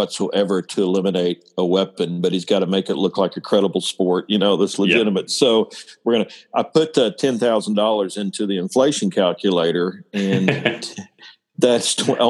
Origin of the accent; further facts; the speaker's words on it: Oklahoma, United States; I'm from Oklahoma.